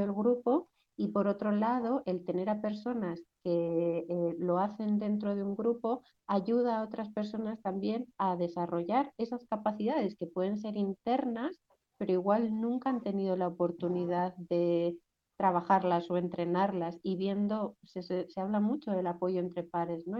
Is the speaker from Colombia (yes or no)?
no; Basque Country, Spain; yo crecí en el País Vasco